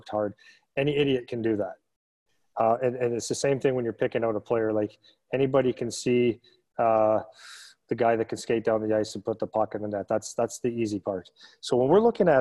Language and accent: English; Sudbury, Ontario, Canada; I come from Sudbury